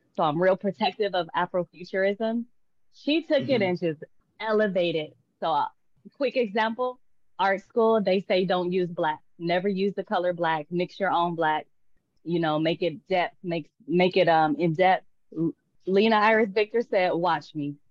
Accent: Tulsa, Oklahoma, United States; born or raised there; moved away as an adult; also born or lived in Dallas, Texas; now in Puerto Vallarta, Mexico

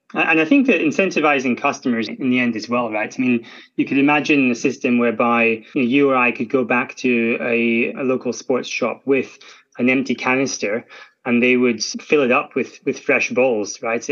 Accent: Scotland, United Kingdom; I'm Scottish, and you can tell from my accent.

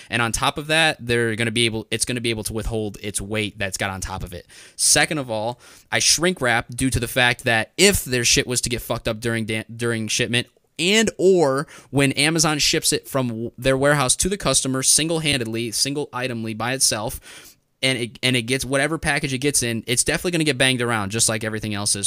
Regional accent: Northwest Indiana, United States; I'm from Northwest Indiana.

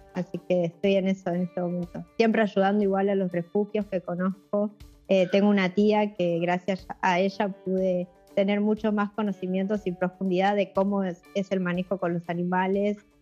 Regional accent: Buenos Aires, Argentina; nací en, Buenos Aires y me crié toda la vida acá en Capital

